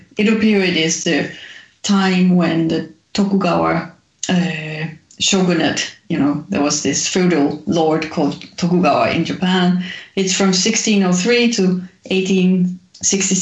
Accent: Denmark; I grew up in Denmark

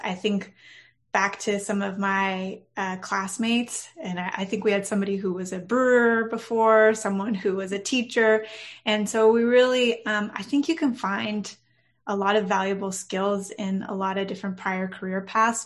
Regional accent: Orange County, California, United States; now in San Diego, United States; Not originally, no. I'm from Orange County, so not very far.

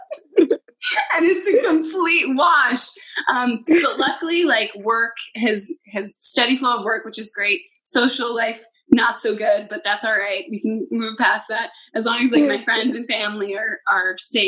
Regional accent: New York, United States; me and my friends as New Yorkers

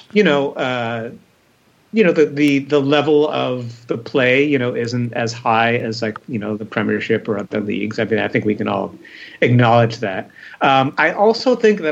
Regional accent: Rochester, New York, United States; my hometown in Rochester

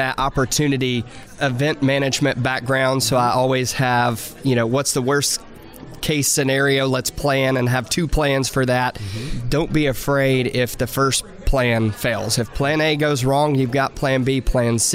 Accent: Cookeville, Tennessee, United States; moved away as an adult; now in Nashville, United States; coming from Cookeville, my hometown

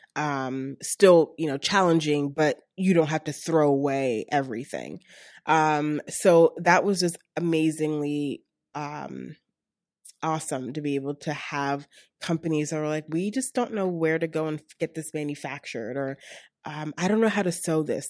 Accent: Baltimore, Maryland, United States; moved away as an adult; also born or lived in Atlanta; now in Pittsburgh, United States; I'm originally from Baltimore, and most of my family resides still in Baltimore.

